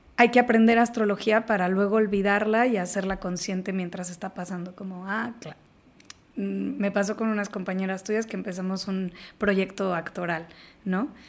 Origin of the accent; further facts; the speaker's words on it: Mexico; somos mexicanos